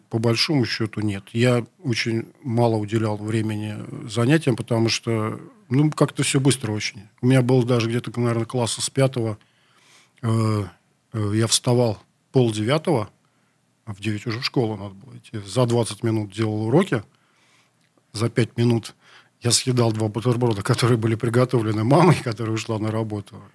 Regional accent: Saint Petersburg, Russia; Я только знаю, что я родился в городе Ленинграде. Не очень мне нравилось почему-то это название, не нравится до сих пор. Как-то Питер мне роднее. Вот. Родился я в центре, на э, Октябрьский район, это получается.

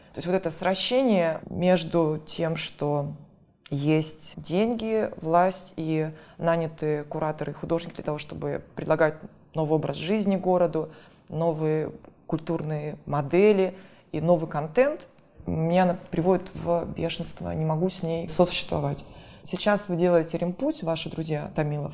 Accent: Russia; now in Moscow, Russia; мы, провинциалы, уже живем в Москве

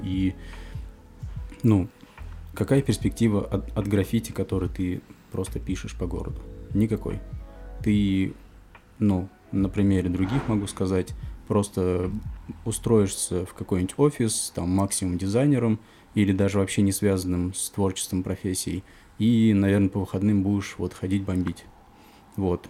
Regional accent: Kamskiye Polyany, Tatarstan, Russia; moved away as an adult; now in Kazan, Russia; Нижнекамский район, поселок Камские Поляны, откуда я родом

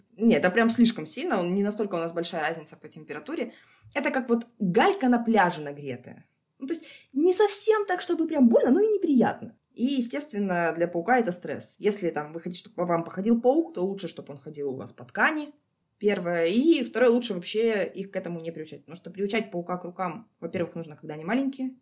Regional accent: Sakha Republic, Russia; also born or lived in Krasnodar; now in Almaty, Kazakhstan; Откуда я родом? Я из республики Якутия, Саха-Якутия, если быть точнее.

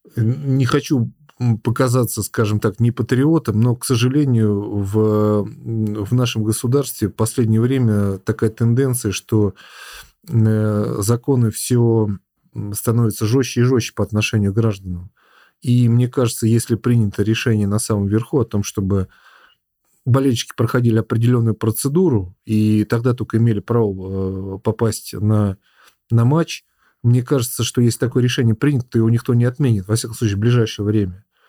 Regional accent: Lipetsk, Lipetsk Oblast, Russia; сам из города металлургов, э, там примерно такой же завод у нас в Липецке.

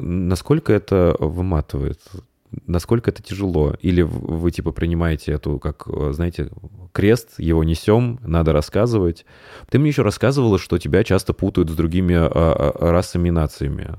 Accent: Tambov, Tambov Oblast, Russia; moved away; я родился в Тамбове

